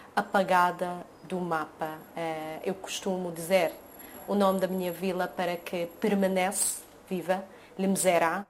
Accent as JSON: {"language": "Portuguese", "country": "Jordan", "tie": "born or raised there", "also_born_or_lived": "Egypt", "second_language": "Portuguese", "moved": "yes", "lives_now": "Lisbon, Portugal", "said": "Nasci no Egito, eh, cresci eh, na Jordânia, eh, mas a minha família vem de uma vila que foi uh, uh, destruída em 1948"}